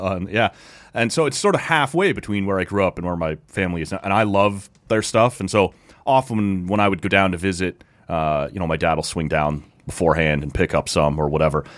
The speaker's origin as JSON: {"language": "English", "town": "Oshawa", "region": "Ontario", "country": "Canada", "tie": "born or raised there", "said": "We grew up in Oshawa."}